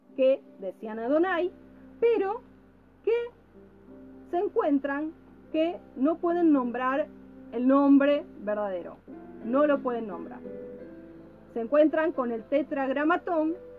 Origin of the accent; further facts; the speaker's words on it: Argentina; now in Mexico; soy argentino.